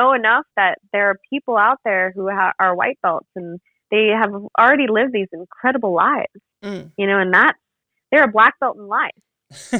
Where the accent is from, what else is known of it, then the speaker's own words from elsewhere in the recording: Arizona, United States; my home state of Arizona